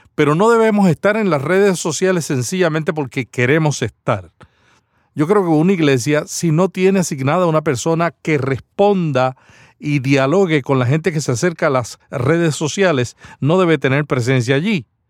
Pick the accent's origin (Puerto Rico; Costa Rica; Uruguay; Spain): Puerto Rico; Santa Isabel; Santa Isabel, Puerto Rico, mi pueblo natal